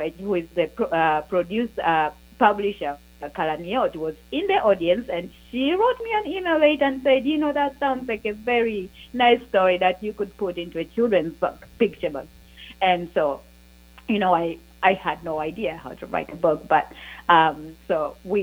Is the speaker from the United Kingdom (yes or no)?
no; Uganda; the Jewish community of Uganda and my own story